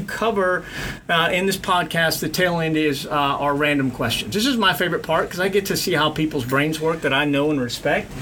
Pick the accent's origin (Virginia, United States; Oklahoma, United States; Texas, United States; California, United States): Texas, United States; South; I grew up in South Texas, so redneck country, old 1930s country, all of it